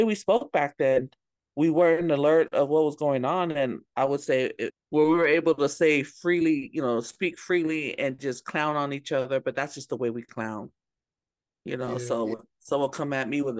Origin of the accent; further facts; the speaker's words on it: Bay Area, California, United States; growing up in the Bay Area